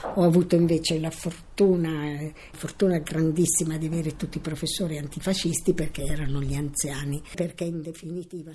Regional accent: Milan, Lombardy, Italy; sono nata a Milano il 15 2 1929

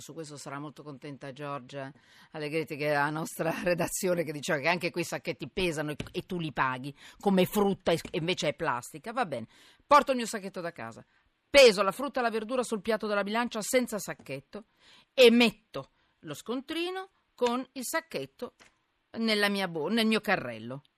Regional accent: Milan, Lombardy, Italy; sono milanese

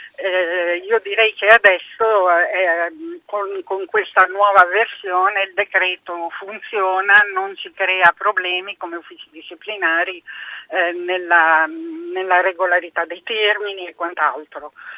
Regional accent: Emilia-Romagna, Italy; accent: Romagnol; io in realtà sono nata in Romagna

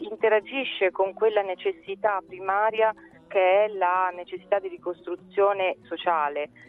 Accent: Tolentino, Marche, Italy; sono di Tolentino, sono nata a Tolentino

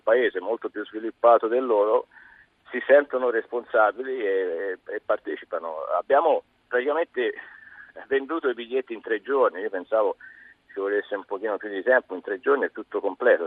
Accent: Castiglione della Pescaia, Tuscany, Italy; moved away as an adult; now in Manila, Philippines; io originariamente sono di Castiglione della Pescaia in Toscana

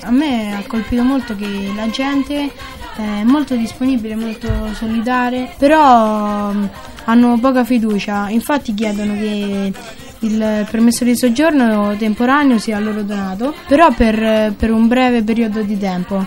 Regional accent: Rome, Lazio, Italy; ho 12 anni e sono nata a Roma

